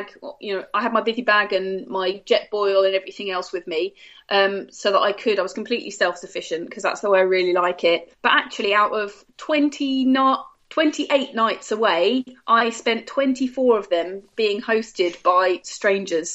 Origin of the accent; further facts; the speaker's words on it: United Kingdom; as a British citizen